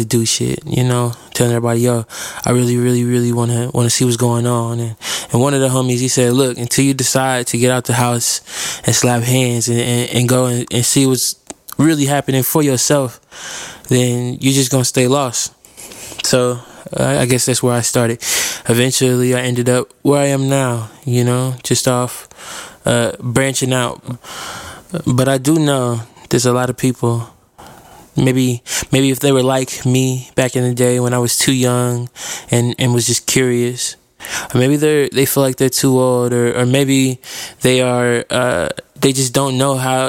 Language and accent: English; Fort Wayne, Indiana, United States; now in Indianapolis, United States; I'm a rapper from Indianapolis. I was born in Fort Wayne, Indiana, so I guess that's technically where I'm from, but I've been in Indianapolis for a long time now.